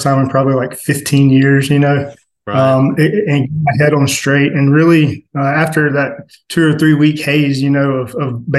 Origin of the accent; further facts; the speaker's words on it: Atlanta, Georgia, United States; I was born in South Atlanta